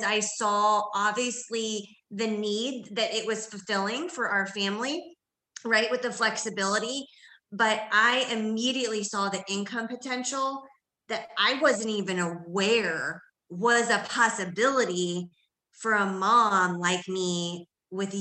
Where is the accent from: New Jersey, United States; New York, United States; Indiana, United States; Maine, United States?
Indiana, United States; also born or lived in Washington, D.C. area / Seattle; now in Indianapolis, United States; I'm a Midwestern girl at heart, born and raised in Indiana